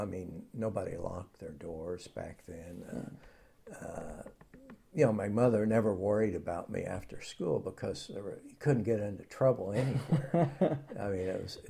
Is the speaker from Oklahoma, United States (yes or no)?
yes; Oklahoma, United States; moved away; I grew up in Hera, Oklahoma, which is like 20 miles east of Oklahoma City.